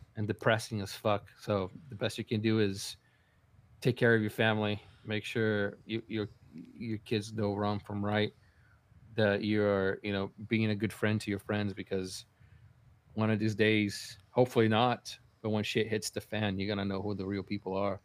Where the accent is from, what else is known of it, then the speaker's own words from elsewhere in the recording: Brazil; moved away; I was growing up in Brazil